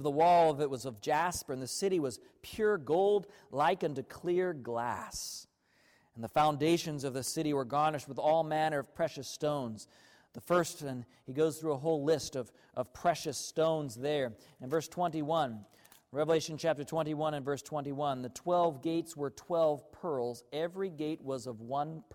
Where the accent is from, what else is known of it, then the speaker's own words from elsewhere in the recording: Arkansas, United States; I grew up in Arkansas